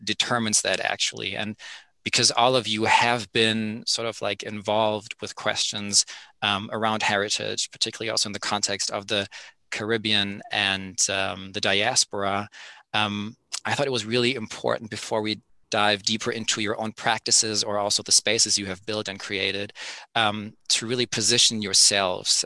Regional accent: Berlin, Germany; my hometown, Berlin

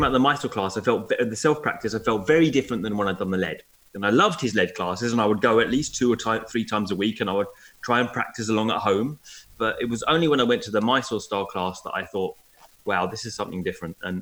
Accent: Essex, East of England, United Kingdom; I'm from Essex

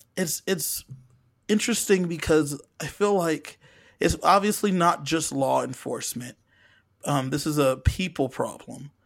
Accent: Southern California, United States; I'm from Southern California

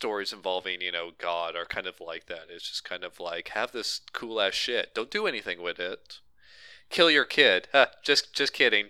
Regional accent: New Jersey, United States; I'm from Jersey and I use a shotgun, you know.

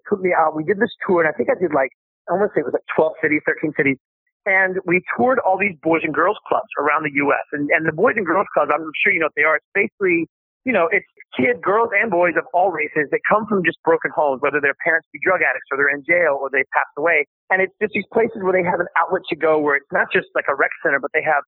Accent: Myrtle Beach, South Carolina, United States; I grew up in Myrtle Beach, South Carolina

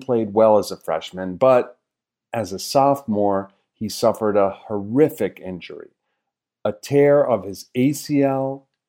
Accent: outside of Bridgeport, Connecticut, United States; I grew up outside of Bridgeport, Connecticut, and Bridgeport sounds very much like Harrisburg in terms of the hopelessness, the food deserts, and the rest.

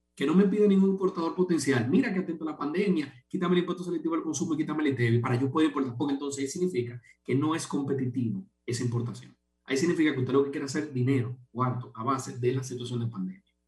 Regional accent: Dominican Republic; como dominicanos

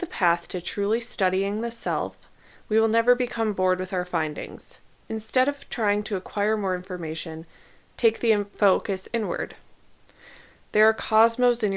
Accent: Midwest, United States; now in Southern California, United States; I grew up in the Midwest

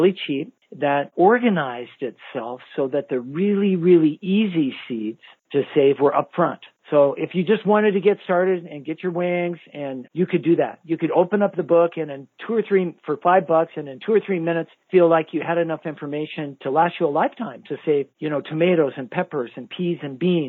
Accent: United States; as American gardeners

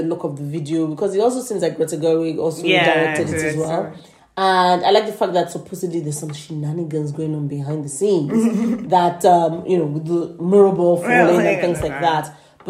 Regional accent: Nigeria; we know how frantic Nigerians get when people touch our shit.

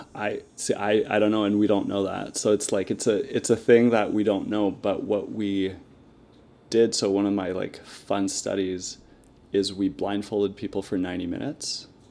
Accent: Moncton, New Brunswick, Canada; I'm from, uh, Moncton, New Brunswick

